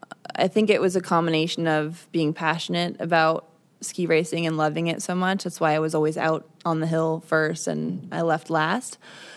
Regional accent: Midwest, United States; Well, we are from the Midwest, so, you know.

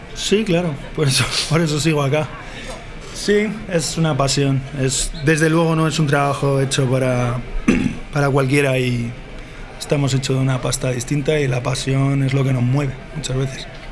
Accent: Basque Country, Spain; moved away; como buen vasco

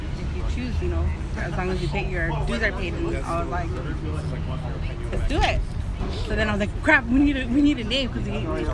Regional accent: East Los Angeles, California, United States; I'm from East LA. I grew up in East LA.

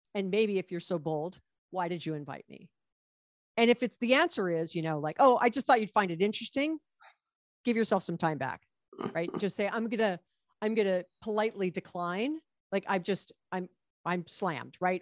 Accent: Hawaii, United States; now in Los Angeles, United States; I was born and raised in Hawaii

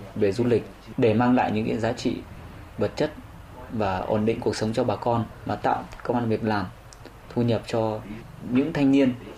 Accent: Y Tý, Lào Cai, Vietnam; ở y tí ở quê hương mình

